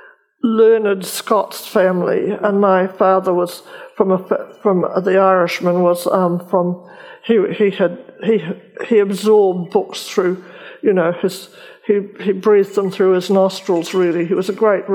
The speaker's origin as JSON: {"language": "English", "country": "New Zealand"}